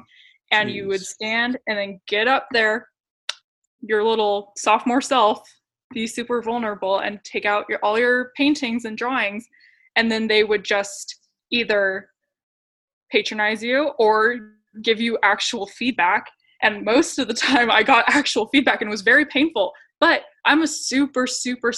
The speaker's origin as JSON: {"language": "English", "town": "Clovis", "country": "United States", "tie": "born or raised there", "said": "I grew up in Clovis"}